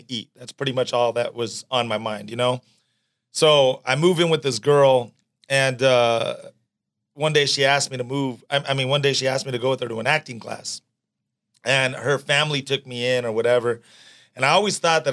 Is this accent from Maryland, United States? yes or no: no; Orange County, California, United States; also born or lived in Los Angeles; I grew up in Orange County, and then I moved to LA when I was about